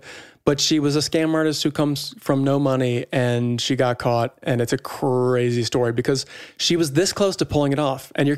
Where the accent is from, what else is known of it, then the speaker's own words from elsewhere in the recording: Evanston, Illinois, United States; I'm from Evanston.